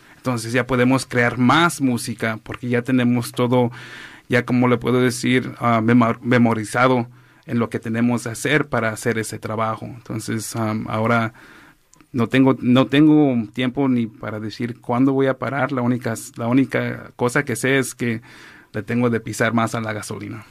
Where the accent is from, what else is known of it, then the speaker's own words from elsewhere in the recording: Los Angeles, California, United States; also born or lived in Oaxaca; crecí aquí en ah, West Los Ángeles